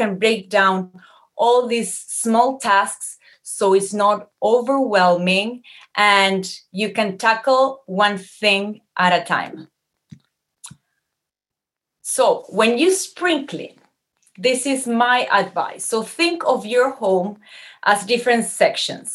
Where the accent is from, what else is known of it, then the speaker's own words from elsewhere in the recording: Uruguay; moved away as an adult; now in Montreal, Canada; I was born and raised in Uruguay, in a very warm country.